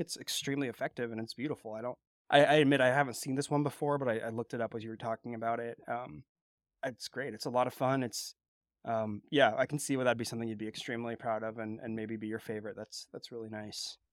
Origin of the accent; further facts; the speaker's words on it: California, United States; growing up in California